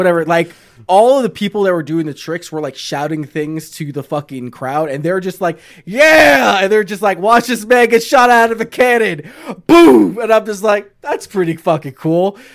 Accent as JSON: {"language": "English", "region": "New York", "country": "United States", "said": "I'm from New York."}